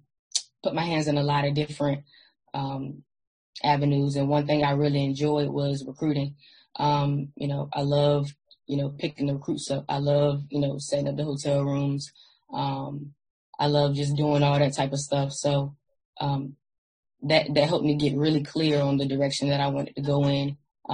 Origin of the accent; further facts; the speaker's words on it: Virginia Beach, Virginia, United States; I'm from Virginia Beach, Virginia